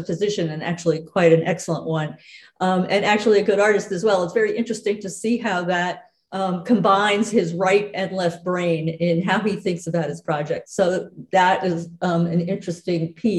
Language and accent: English; New York City, New York, United States; moved away as an adult; now in Vermont, United States; I grew up in Manhattan